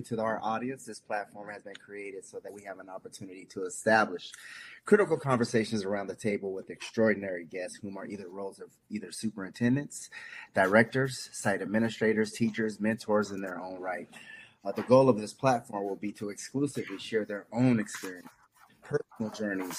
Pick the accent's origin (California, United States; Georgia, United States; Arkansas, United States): California, United States; Pomona; I grew up in Pomona